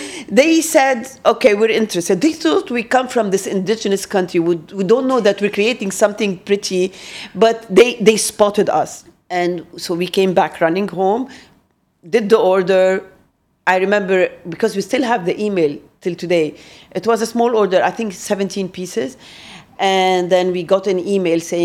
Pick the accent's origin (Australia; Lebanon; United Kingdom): Lebanon; we're Lebanese